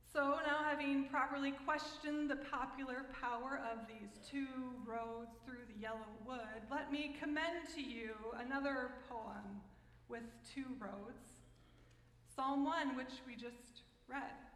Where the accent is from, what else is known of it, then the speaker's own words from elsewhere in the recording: United States; I'm American